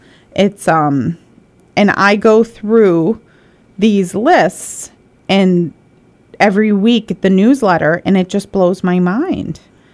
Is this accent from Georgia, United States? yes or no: no; Michigan, United States; now in Pittsfield, United States; I'm from Michigan, and so I feel like we grew up more with Motown than others